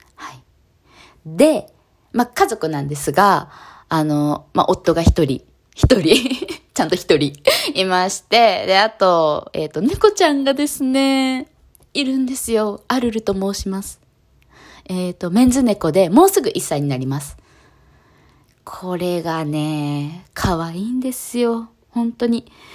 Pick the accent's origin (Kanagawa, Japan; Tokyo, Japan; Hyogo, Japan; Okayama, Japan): Kanagawa, Japan; 神奈川県出身です。今も神奈川県に住んでおります